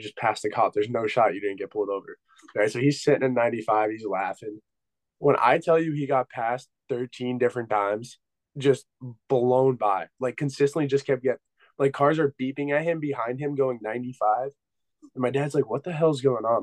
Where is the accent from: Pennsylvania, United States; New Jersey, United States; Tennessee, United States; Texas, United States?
Pennsylvania, United States; I'm from Pennsylvania.